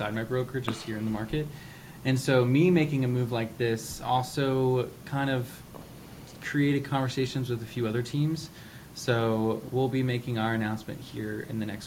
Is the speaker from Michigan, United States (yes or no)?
no; Richmond, Virginia, United States; now in Washington DC metro area, United States; I'm actually from Richmond, Virginia